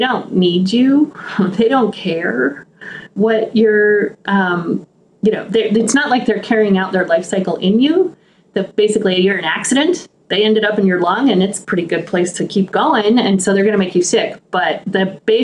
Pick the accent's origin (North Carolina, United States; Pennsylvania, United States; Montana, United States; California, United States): Montana, United States; Helena; I grew up in Montana on the eastern slopes of the Rockies in the capital city of Montana.